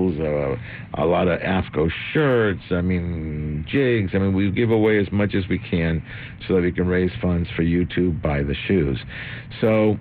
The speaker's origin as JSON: {"language": "English", "country": "Argentina", "moved": "yes", "lives_now": "United States", "said": "I'm from Argentina."}